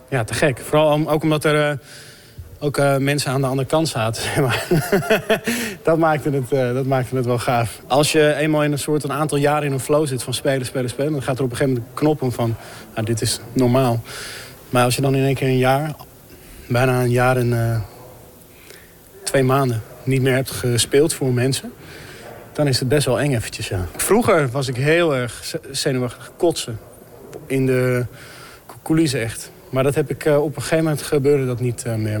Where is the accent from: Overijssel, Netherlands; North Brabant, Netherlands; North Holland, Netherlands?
North Holland, Netherlands; Amsterdam; Ik kom uit Amsterdam